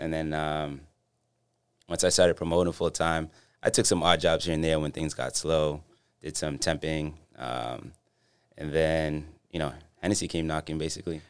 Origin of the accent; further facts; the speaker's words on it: Boston, Massachusetts, United States; I grew up in Dorchester